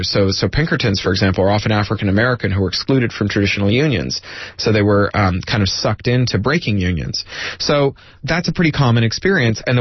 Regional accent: Toronto, Ontario, Canada; I grew up in Canada. I grew up near the Detroit border uh, in Toronto, just two or three hours away

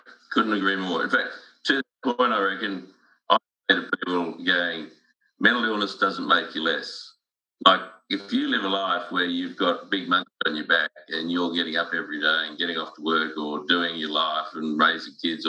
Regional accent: Sydney, New South Wales, Australia; School was good, and it was really interesting because I lived in a suburb called Strathfield, which was reasonably upmarket

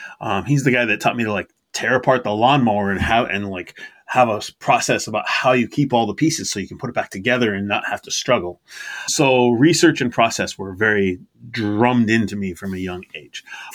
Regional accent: Massachusetts, United States; born there; I was born in Massachusetts, and I was born to a parent who moved around a fair bit.

